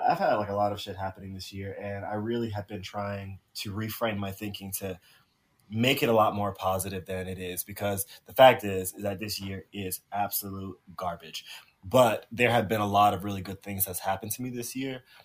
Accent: South Carolina, United States; moved away; I grew up in South Carolina. I grew up on a farm in South Carolina

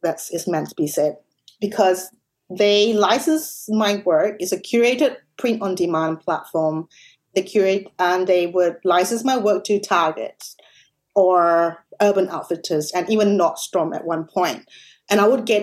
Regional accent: Malaysia; moved away as an adult; now in Australia; I'm actually from Malaysia. I grew up there, and I worked as a journalist before moving to Australia

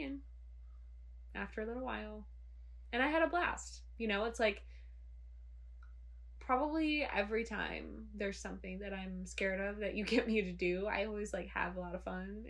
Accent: Muskegon, Michigan, United States; moved away; I grew up on Lake Michigan.

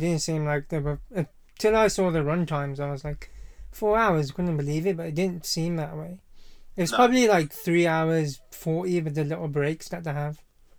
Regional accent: United Kingdom

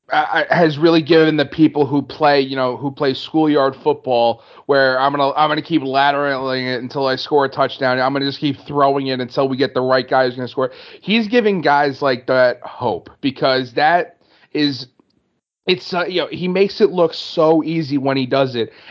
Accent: New York, United States; I was born in New York. I'm a New Yorker for life.

